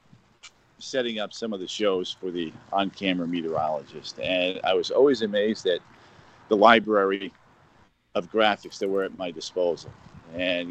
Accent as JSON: {"language": "English", "area": "Long Island", "region": "New York", "country": "United States", "tie": "born or raised there", "moved": "yes", "said": "growing up on Long Island"}